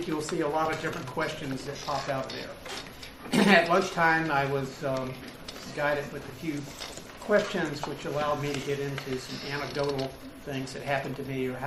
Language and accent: English; Starkville, Mississippi, United States; My hometown is Starkville